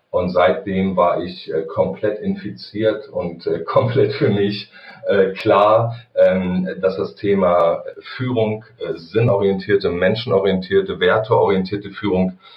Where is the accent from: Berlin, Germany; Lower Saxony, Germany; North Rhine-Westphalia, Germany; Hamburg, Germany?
Lower Saxony, Germany; Wedemark; now in Kassel, Germany; Äh, gebürtig komme ich aus dem Hannoveraner Raum, bin da in der Wedemark groß geworden bei Hannover und äh, wir sind jetzt als Family ähm, im Sommer 2018 umgezogen hier nach Kassel